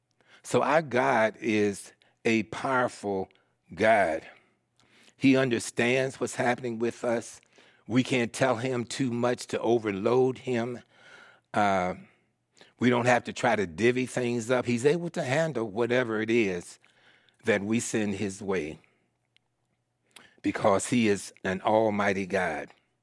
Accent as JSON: {"language": "English", "town": "Philadelphia", "region": "Pennsylvania", "country": "United States", "tie": "born there", "said": "So I was born in Philadelphia, Pennsylvania, and I was raised by my aunt, my father's sister."}